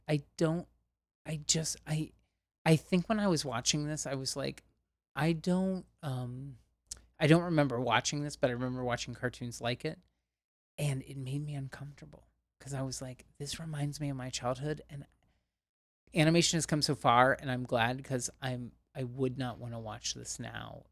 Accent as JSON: {"language": "English", "region": "Ohio", "country": "United States", "tie": "born or raised there", "said": "I'm from Ohio and we have a bunch of amusement parks in Ohio"}